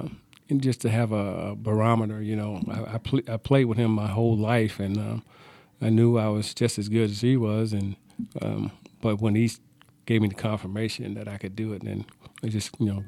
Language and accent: English; Laurens, South Carolina, United States; I grew up in Lawrence, South Carolina. It's a little town about 30 miles south of Greenville, South Carolina, 60 miles north of Columbia. Grew up there until the age of 18